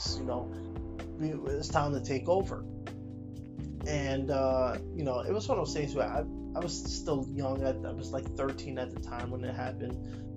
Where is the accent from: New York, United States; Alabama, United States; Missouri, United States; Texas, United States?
New York, United States; New York City; moved away as an adult; now in Los Angeles, United States; I'm from New York City